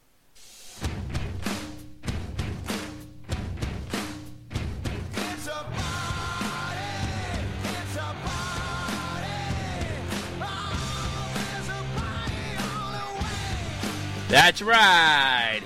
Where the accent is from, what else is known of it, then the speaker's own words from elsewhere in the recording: New Jersey, United States; I'm from New Jersey